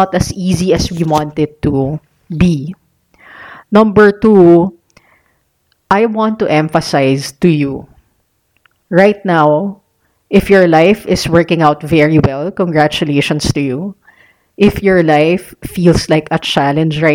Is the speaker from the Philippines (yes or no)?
yes; Philippines; I was born here in the Philippines